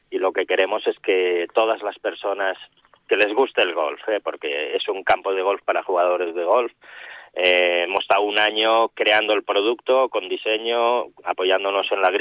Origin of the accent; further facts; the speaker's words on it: Spain; como buen y buen español